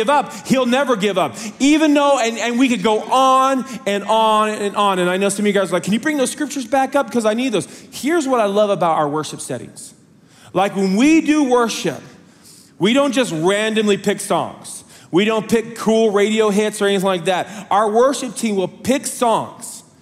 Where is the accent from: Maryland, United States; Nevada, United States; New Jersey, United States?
Nevada, United States; Las Vegas; moved away; I'm from Las Vegas